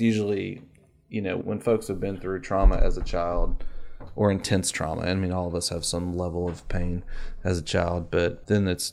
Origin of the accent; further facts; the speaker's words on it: Florida, United States; I moved to Florida when I was 10